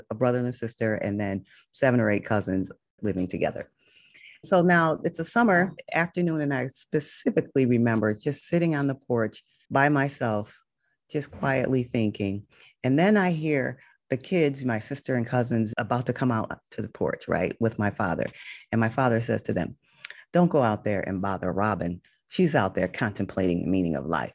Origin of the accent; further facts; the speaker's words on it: Connecticut, United States; now in Los Angeles, United States; I grew up in Connecticut